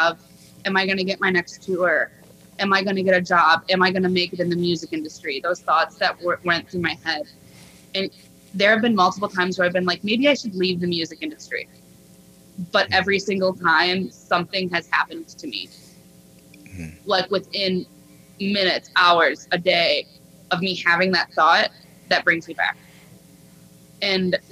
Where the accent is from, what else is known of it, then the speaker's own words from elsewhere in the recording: Grand Rapids, Michigan, United States; moved away; going back to Grand Rapids because it gives me like a piece of home